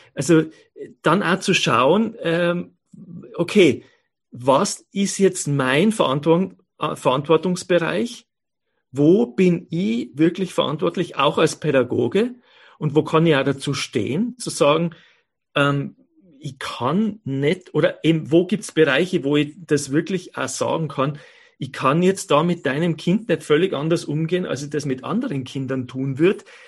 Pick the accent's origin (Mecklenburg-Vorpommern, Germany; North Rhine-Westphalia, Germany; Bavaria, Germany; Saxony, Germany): Bavaria, Germany; moved away as an adult; now in Innsbruck, Austria; meine Eltern äh, leben ja in Bayern und ich bin in Bayern aufgewachsen, lebe aber seit ähm, ähm, 30 Jahren